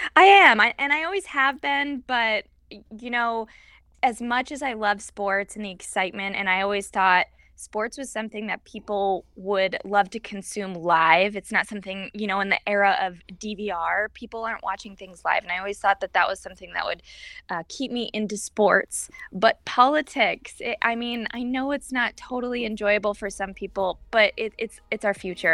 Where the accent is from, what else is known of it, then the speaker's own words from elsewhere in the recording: Illinois, United States; moved away as an adult; also born or lived in Iowa / Springfield, Illinois; now in Missouri, United States; I'm a Midwestern gal. I'm originally from Illinois